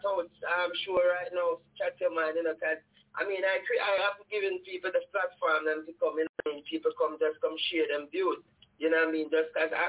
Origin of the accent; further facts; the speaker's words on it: Jamaica; when we were growing up in Jamaica